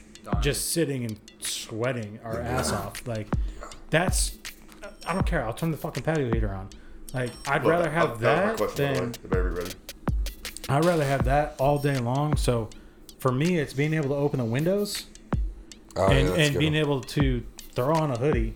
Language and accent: English; New York, United States; now in Oklahoma City, United States; growing up in New York